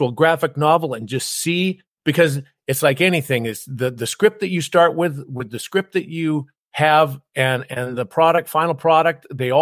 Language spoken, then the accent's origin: English; Canada; I was a tall, skinny kid, glasses, braces, growing up in Canada that was always picked on